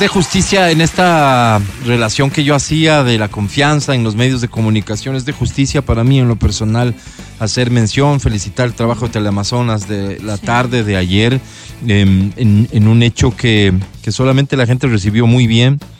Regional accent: Ecuador; somos un Estado constituido, vivo en Ecuador, soy ecuatoriano

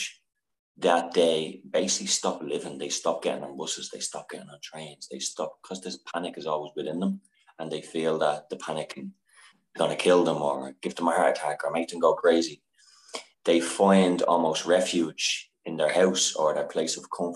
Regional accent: Dublin, Leinster, Ireland; moved away as an adult; now in Paris, France; I'm from Dublin, Ireland, and I'm currently living in Paris

